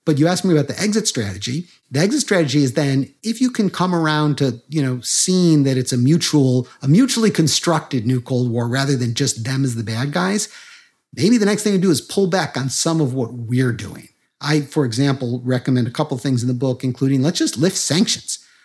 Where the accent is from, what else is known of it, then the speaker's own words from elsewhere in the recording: Chicago, Illinois, United States; I grew up in Chicago